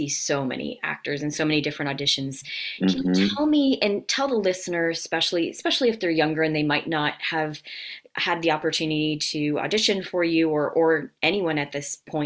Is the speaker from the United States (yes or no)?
yes; North Carolina, United States; moved away as an adult; now in Atlanta, United States; I'm from North Carolina originally, but I moved here right after school in 1998